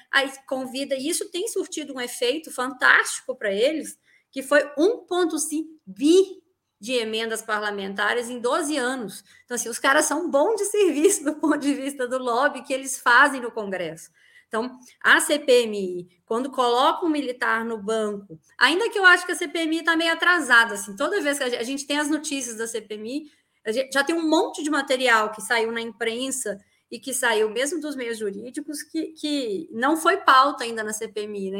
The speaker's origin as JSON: {"language": "Portuguese", "region": "Minas Gerais", "country": "Brazil", "said": "eu sou mineira"}